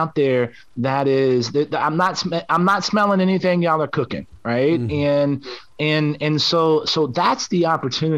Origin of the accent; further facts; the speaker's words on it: San Antonio, Texas, United States; I grew up in San Antonio.